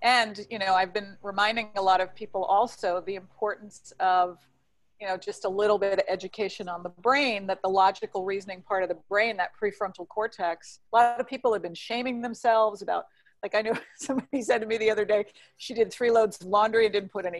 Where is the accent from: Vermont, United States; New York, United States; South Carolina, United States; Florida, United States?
New York, United States; New York City; now in California, United States; As a New Yorker